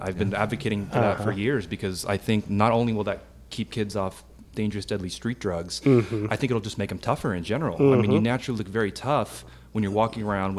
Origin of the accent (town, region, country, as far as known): Oakdale, California, United States; born or raised there